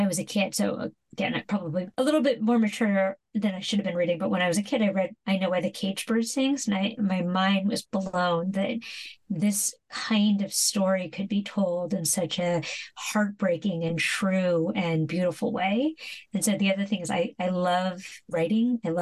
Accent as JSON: {"language": "English", "town": "San Francisco", "region": "California", "country": "United States", "tie": "born or raised there", "said": "when you're a little Asian kid growing up in San Francisco, you know, I grew up in the 80s and 90s"}